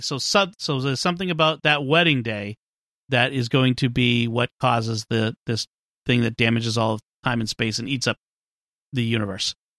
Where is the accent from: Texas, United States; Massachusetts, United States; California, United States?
Massachusetts, United States; Boston; accent: Boston; my Boston accent